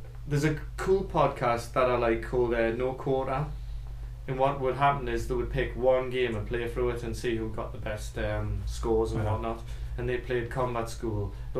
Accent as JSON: {"language": "English", "region": "England", "country": "United Kingdom", "said": "I'm an Englishman."}